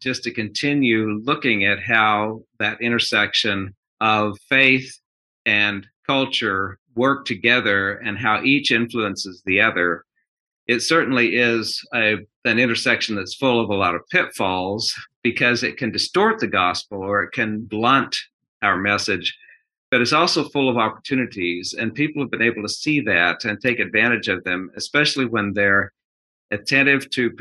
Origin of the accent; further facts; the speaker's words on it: Girard, Kansas, United States; moved away as an adult; also born or lived in Omaha, Nebraska / Michigan; now in Birmingham, United States; I grew up in southeast Kansas, a little town called Girard, which is about 100 miles south of Kansas City